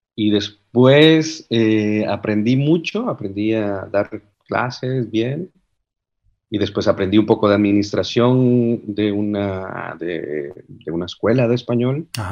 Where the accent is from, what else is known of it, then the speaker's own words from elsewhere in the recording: Cartago, Costa Rica; moved away as an adult; now in Netherlands; yo soy de Cartago, es una de las ciudades más frías en las montañas.